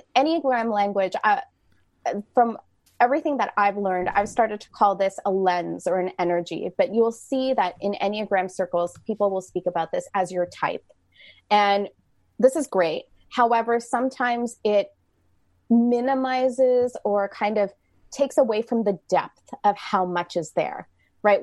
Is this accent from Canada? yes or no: yes; Canada; I am Canadian